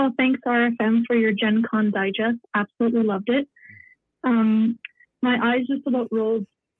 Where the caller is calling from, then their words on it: Alberta, Canada; I'm calling from Alberta.